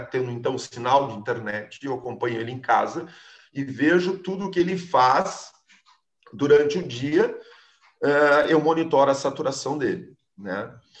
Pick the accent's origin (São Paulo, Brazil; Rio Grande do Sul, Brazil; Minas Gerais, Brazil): Rio Grande do Sul, Brazil; Alegrete; moved away; nos mais recantos, cantos do Rio Grande, lá no Alegrete, onde eu me criei, que eu tenho uma saudades enorme